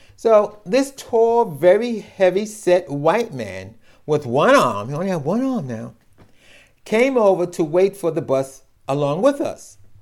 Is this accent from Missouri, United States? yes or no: no; New York City, New York, United States; I grew up in New York City